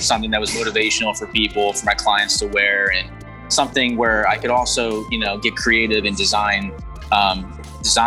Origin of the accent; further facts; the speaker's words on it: New Jersey, United States; I'm in South Jersey, Atlantic City